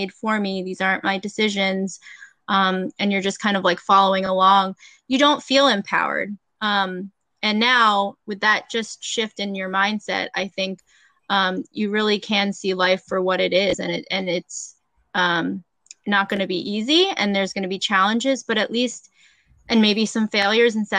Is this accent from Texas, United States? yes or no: no; Delaware, United States; I grew up in Delaware